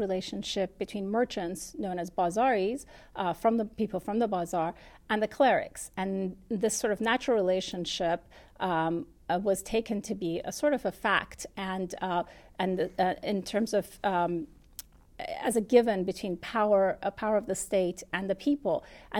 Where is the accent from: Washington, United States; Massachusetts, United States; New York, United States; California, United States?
California, United States; also born or lived in Qom, Iran; when I was growing up in California, amongst the diaspora, the large Iranian community in Southern California, where I would feel reticent to say I was born in Qom.